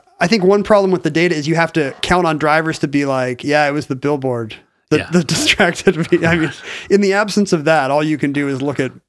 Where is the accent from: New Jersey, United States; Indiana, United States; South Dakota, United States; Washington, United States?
Washington, United States; Seattle; Growing up in Seattle